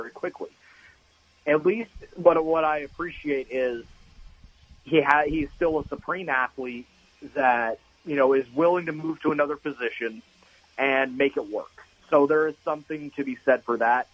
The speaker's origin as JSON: {"language": "English", "country": "United States", "said": "Being an American myself"}